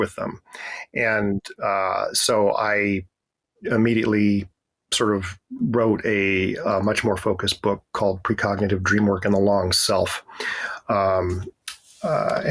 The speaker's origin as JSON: {"language": "English", "area": "foothills outside of Denver", "region": "Colorado", "country": "United States", "tie": "born or raised there", "also_born_or_lived": "Atlanta, Georgia", "moved": "as an adult", "lives_now": "Washington, D.C., United States", "said": "I grew up in Colorado in the United States, in the foothills outside of Denver"}